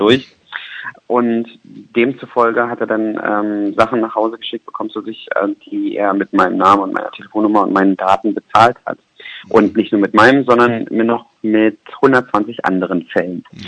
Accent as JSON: {"language": "German", "region": "Berlin", "country": "Germany", "moved": "as an adult", "lives_now": "Düsseldorf, Germany", "said": "ich komme aus Berlin"}